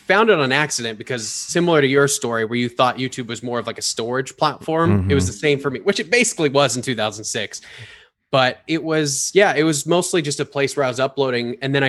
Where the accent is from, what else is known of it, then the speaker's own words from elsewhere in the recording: Palm Springs, California, United States; moved away as an adult; now in Florida, United States; I was born and raised in California. I was born in Palm Springs and then moved all over the place, lived in the mountains. When I was 18 years old, I moved to Los Angeles